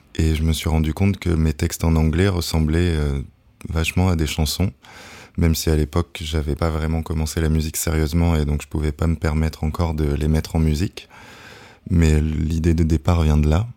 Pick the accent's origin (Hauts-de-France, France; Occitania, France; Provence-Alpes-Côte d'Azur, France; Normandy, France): Provence-Alpes-Côte d'Azur, France; Nice; moved away as an adult; also born or lived in Australia; now in Paris, France; alors je viens de Nice, dans le sud de la France